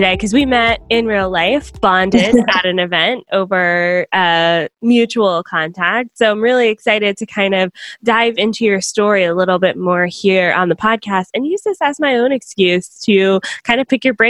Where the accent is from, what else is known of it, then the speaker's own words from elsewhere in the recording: Atlanta, Georgia, United States; now in Fort Erie, Canada; I'm originally from Atlanta